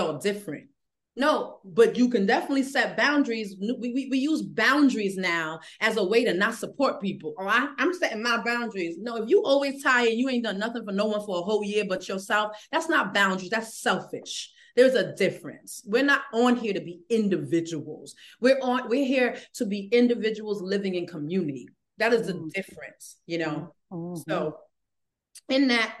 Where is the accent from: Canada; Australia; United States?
United States; New York City, New York; I'm from the Bronx